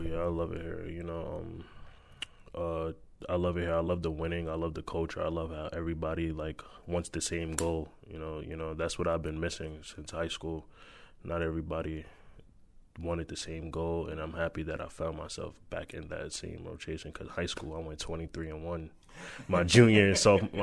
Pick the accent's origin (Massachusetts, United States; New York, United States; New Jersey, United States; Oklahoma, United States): New York, United States; We are from New York